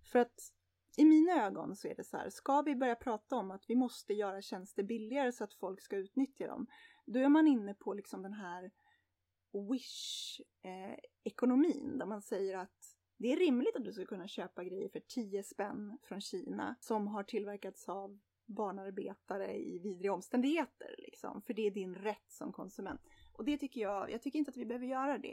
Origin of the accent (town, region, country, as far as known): Sweden